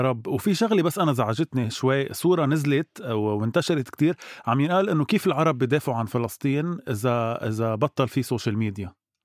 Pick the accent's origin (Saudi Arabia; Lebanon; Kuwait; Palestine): Lebanon; نحن كشعب لبناني وعربي